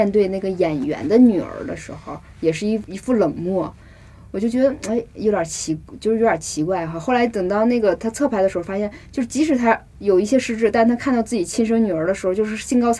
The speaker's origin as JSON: {"language": "Chinese", "region": "Northeast China", "country": "China", "accent": "Northeastern Mandarin", "moved": "as an adult", "lives_now": "Beijing, China", "said": "我又是从东北来的"}